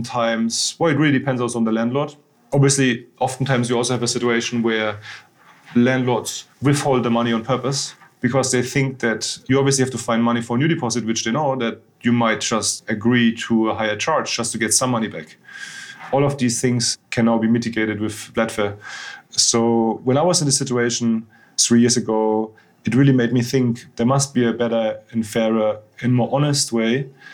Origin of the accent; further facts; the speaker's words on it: a small village near Munich, Bavaria, Germany; English is a second language; moved away as an adult; also born or lived in Frankfurt; now in London, United Kingdom; I'm originally from the south of Germany, actually, which a lot of people probably associate with beer and schnitzel, which we do like actually a lot in Bavaria. But yeah, I actually grew up in a very small village, not too far from Munich